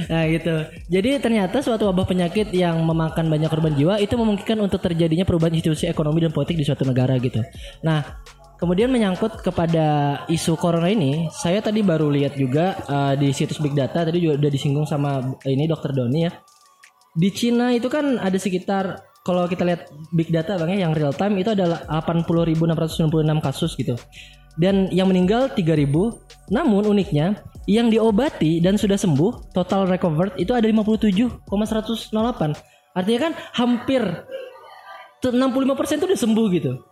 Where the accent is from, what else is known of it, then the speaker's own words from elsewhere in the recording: Kalimantan, Indonesia; ketika kita menyesuaikan diri dengan iklim di Bandung. Saya orang Kalimantan kan. Saya flu dulu itu.